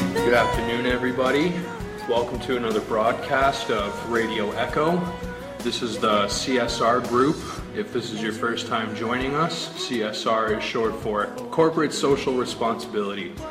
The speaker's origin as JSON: {"language": "English", "country": "Canada", "tie": "born or raised there", "also_born_or_lived": "Finland", "moved": "yes", "lives_now": "China", "said": "I was born in Canada and doing some school in Finland."}